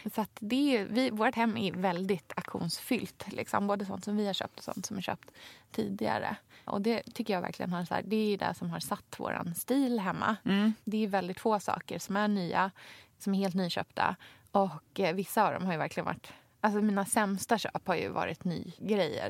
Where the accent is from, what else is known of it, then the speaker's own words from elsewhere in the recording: Krokek, Östergötland, Sweden; från Krokek utanför Norrköping, där jag kommer ifrån